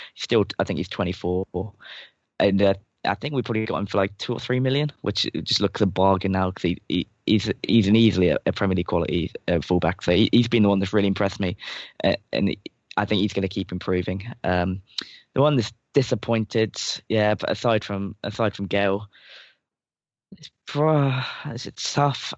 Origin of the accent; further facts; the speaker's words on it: England, United Kingdom; I'm English and we are just really bad